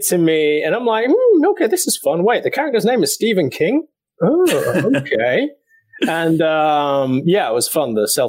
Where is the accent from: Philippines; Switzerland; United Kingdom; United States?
Switzerland; moved away; growing up in Switzerland back in the day